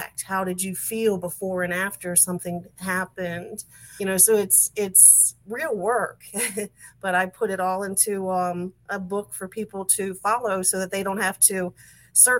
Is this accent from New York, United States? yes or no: no; Maryland, United States; also born or lived in West Virginia; I was born and raised in Maryland, outside of Washington, D.C.